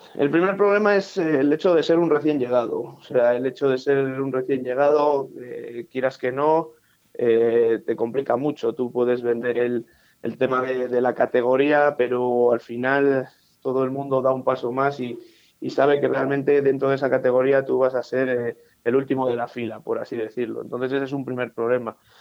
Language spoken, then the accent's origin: Spanish; Móstoles, Community of Madrid, Spain; now in Burgos, Spain; yo soy nacido en Móstoles